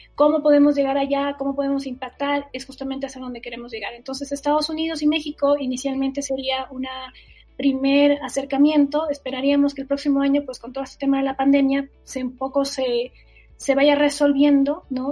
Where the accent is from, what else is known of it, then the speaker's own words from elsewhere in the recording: Ecuador; soy ecuatoriana